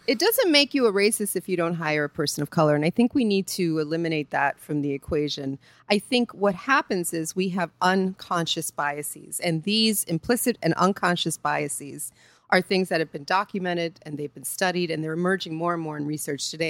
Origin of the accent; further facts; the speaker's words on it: New York, United States; I'm from New York